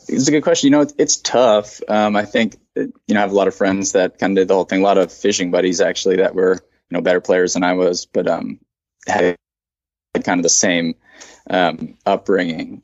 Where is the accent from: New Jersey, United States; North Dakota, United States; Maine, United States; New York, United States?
Maine, United States; Bar Harbor; moved away; I'm from Maine, Bar Harbor, Maine